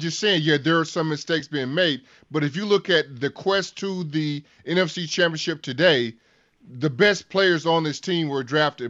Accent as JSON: {"language": "English", "town": "Evansville", "region": "Wisconsin", "country": "United States", "tie": "born or raised there", "said": "Evansville. That's my hometown, Steve."}